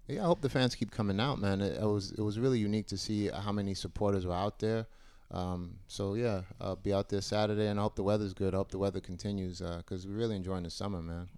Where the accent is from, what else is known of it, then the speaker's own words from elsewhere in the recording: United States; being an American